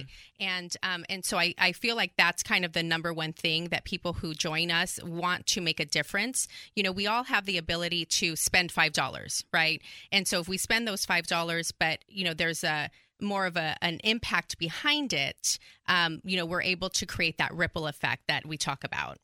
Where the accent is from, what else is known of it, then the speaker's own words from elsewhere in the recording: California, United States; moved away as an adult; now in Texas, United States; I was born and raised in California, and I moved out here about nine years ago